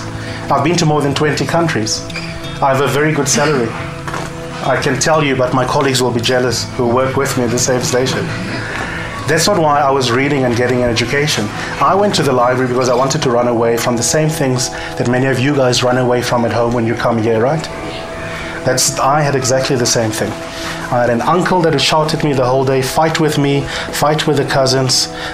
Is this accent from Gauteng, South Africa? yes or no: no; Eastern Cape, South Africa; The Eastern Cape is the boxing province of this country. So I'm from the Eastern Cape, and I grew up in a family